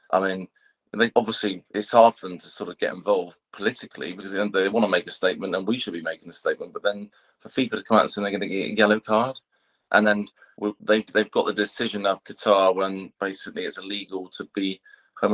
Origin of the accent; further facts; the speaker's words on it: England, United Kingdom; being English